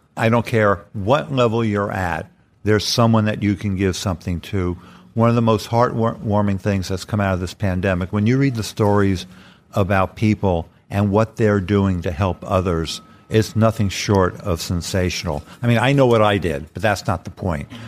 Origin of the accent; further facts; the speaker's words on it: New York City, New York, United States; as a kid growing up in the Bronx